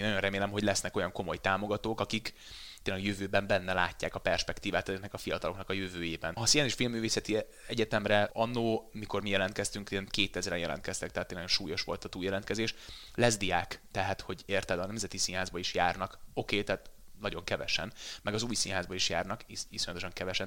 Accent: Veszprém, Veszprém County, Hungary; moved away as an adult; now in Budapest, Hungary; Én Veszprémből jöttem föl Budapestre, Vörös Marti meg gimnáziumba jártam

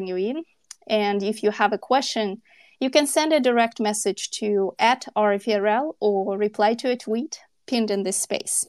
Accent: Kyrgyzstan; I'm a journalist from Kyrgyzstan

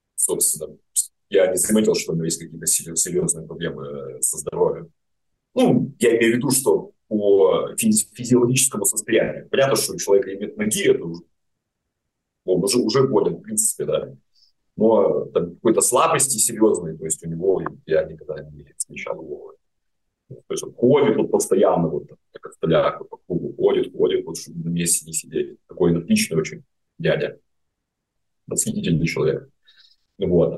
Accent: Grodno, Grodno Region, Belarus; moved away as an adult; обратно в Гродно, мой родной город

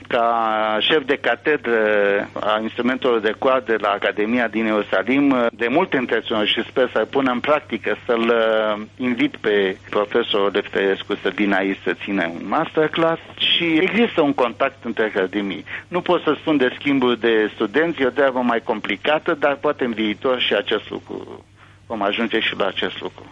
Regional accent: Romania; now in Israel; nu sunt singur ca român

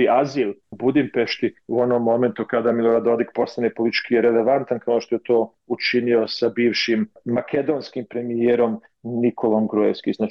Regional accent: Prijedor, Republika Srpska, Bosnia & Herzegovina; moved away; Ja potičem iz Republike Srpske, iz Prijedora, ali ne živim u Republici Srpskoj već duže vremena

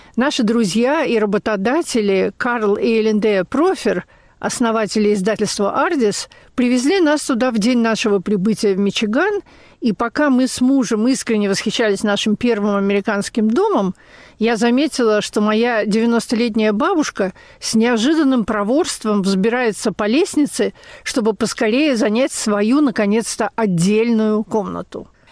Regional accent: Russia; moved away as an adult; now in United States

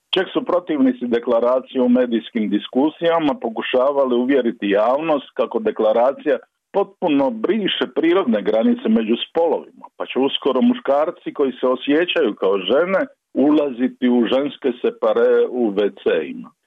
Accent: Dalmatia, Croatia; now in Zagreb, Croatia; kao Dalmatinac znam kako sam mukotrpno putovao iz Zagreba u Zaviča

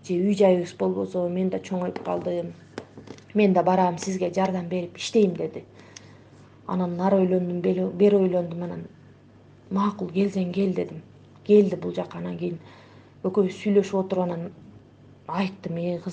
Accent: Kyrgyzstan; moved away as an adult; now in Istanbul, Turkey; өзүм айылда чоңойгом

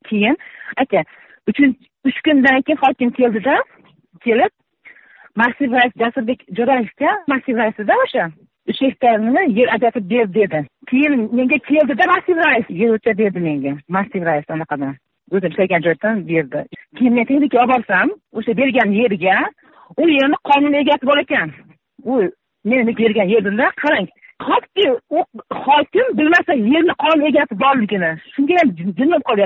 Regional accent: Baliqchi district, Andijan Region, Uzbekistan; o'sha yerda o'sganman o'sha yerda tug'ilganman

